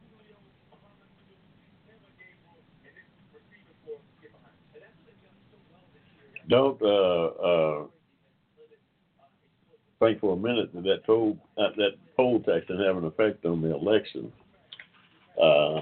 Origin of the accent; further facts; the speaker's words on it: Georgia, United States; was the governor when I was born here in Georgia